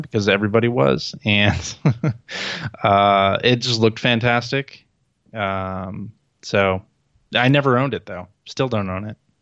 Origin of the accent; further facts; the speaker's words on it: Chicago, Illinois, United States; I'm from Chicago